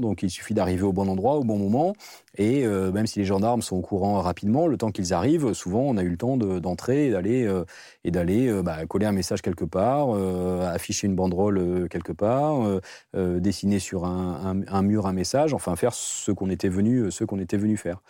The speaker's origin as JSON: {"language": "French", "area": "the South-West", "region": "south-west France", "country": "France", "said": "on vient tous les deux du Sud-Ouest"}